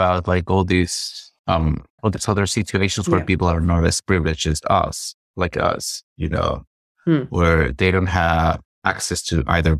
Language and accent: English; Peru; I'm from Peru